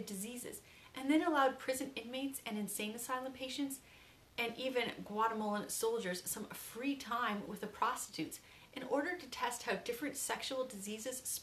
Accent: Canada; as a Canadian

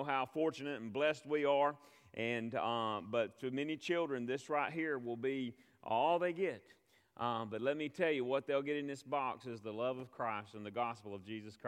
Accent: United States; I'm from America

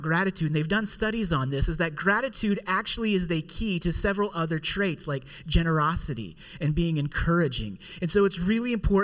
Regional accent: Pittsburgh, Pennsylvania, United States; also born or lived in Indiana; here in Pittsburgh is where I'm from, where I was born and raised here in Pittsburgh

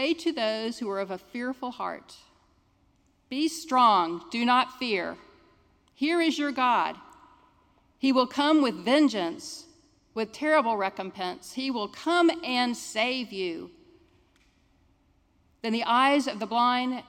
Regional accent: Jacksonville, Florida, United States; I'm a Jacksonville native. I grew up in San Marco

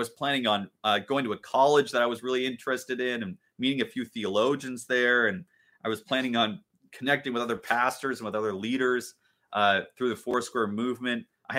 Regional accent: Richmond Beach, Washington, United States; I grew up in Richmond Beach, which is a suburb of Shoreline, Washington, which is a suburb of Seattle, basically, just north of Seattle, Washington. And the house that I grew up in, I loved that house.

